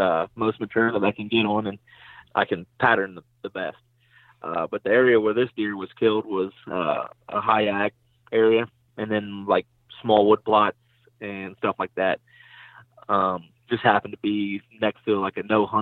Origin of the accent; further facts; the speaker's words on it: Central Ohio, United States; I'm from Central Ohio, and I own my own small remodeling business